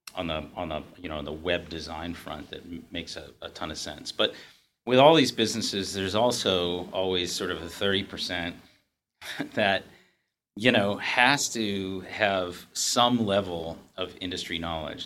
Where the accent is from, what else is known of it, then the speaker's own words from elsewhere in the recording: New England, United States; I grew up in New England